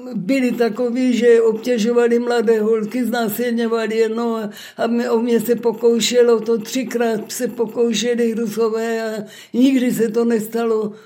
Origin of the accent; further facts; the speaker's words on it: Krnov, Moravian-Silesian Region, Czechia; also born or lived in Bruntál; Narodila jsem se v Bruntále a ve třech letech jsem se přestěhovala do Krnova s rodiči.